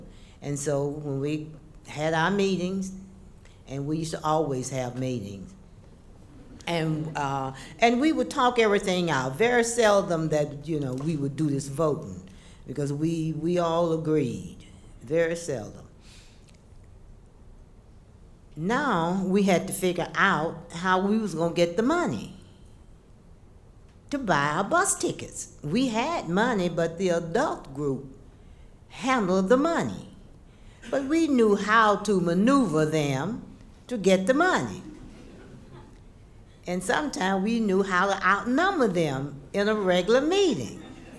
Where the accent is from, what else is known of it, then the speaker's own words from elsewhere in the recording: Birmingham, Alabama, United States; moved away; also born or lived in Nashville; since I'm originally from Birmingham